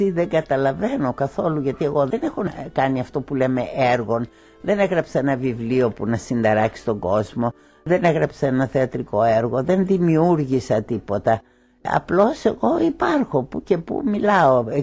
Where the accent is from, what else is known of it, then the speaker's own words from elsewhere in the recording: Greece; η κατάσταση στη πατρίδα μου και εγώ την Ελλάδα τη λατρεύω με ένα παθολογικό τρόπο